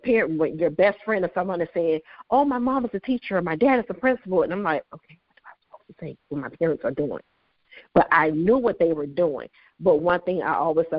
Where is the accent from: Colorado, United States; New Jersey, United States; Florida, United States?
Florida, United States; Miami; I am a true Miami native, born and raised in Miami, raised here in Miami